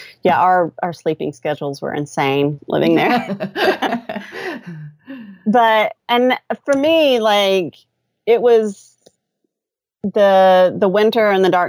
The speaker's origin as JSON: {"language": "English", "country": "United States", "said": "I know Alaska is technically not, you know, an expat location for us because we're American"}